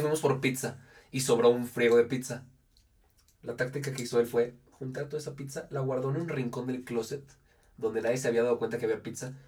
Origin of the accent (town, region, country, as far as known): León, Guanajuato, Mexico